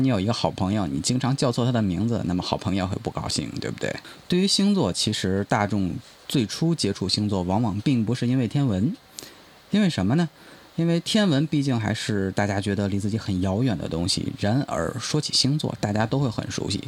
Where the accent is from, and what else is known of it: China